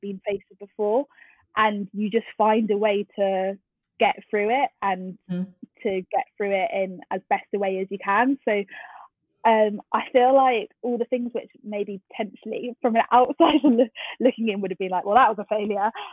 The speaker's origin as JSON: {"language": "English", "town": "Twickenham", "region": "London", "country": "United Kingdom", "tie": "born or raised there", "said": "I grew up in Twickenham, um, which is in southwest London"}